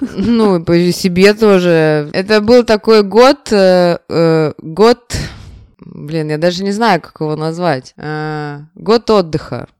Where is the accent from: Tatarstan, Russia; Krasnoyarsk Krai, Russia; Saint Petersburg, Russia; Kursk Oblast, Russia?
Saint Petersburg, Russia; у нас в Петербурге